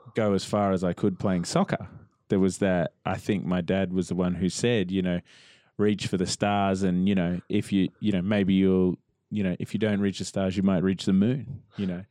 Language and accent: English; Melbourne, Victoria, Australia; I grew up in Melbourne